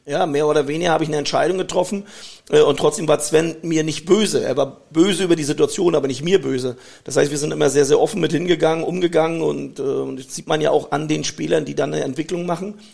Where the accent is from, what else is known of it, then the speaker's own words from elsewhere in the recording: Germany; Ich bin in der DDR groß geworden, das hat mir sehr, sehr viel gebracht